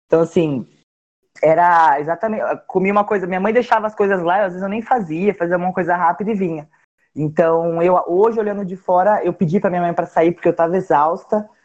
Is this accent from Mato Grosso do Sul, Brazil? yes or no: no; Cabreúva, São Paulo, Brazil; eu sou do interior de São Paulo, sou de Cabreúva na minha, na minha infância eu morei numa fazenda